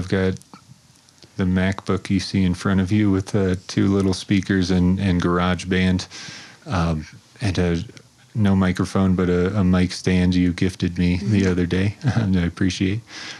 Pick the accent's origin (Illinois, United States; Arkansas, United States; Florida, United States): Florida, United States; moved away as an adult; Pretty much born and raised in Florida.